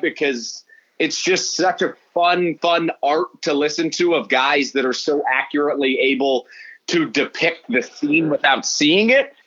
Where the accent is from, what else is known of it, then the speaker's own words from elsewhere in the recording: Midwest, United States; as a Midwesterner, but that's what we do here.